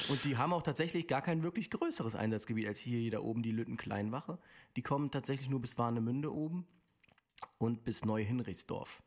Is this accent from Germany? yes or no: no; Linz, Upper Austria, Austria; aus Linz, zwölf Jahre alt.